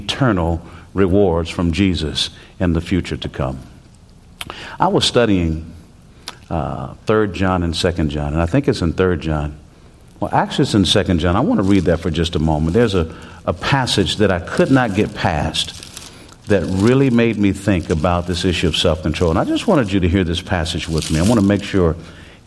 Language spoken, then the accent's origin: English; Texas, United States; I'm from Texas, and we have this Texas driving